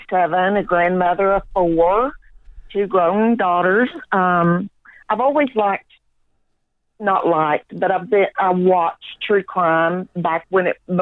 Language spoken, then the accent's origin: English; Haltom City, Texas, United States; the Fort Worth area, which is where I'm from. I'm actually from Haltom City.